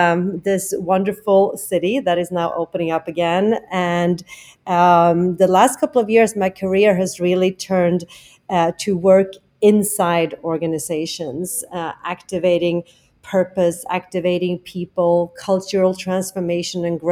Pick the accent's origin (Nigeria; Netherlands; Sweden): Sweden; Stockholm, Stockholm County; accent: Swenglish; English is a second language; moved away as an adult; also born or lived in Tokyo, Japan; now in New York, United States; I'm actually from Stockholm, Sweden, originally, where I have worked and lived.